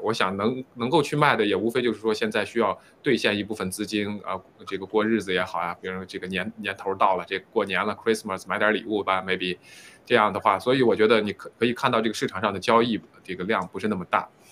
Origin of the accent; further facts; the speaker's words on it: China; 作为中国人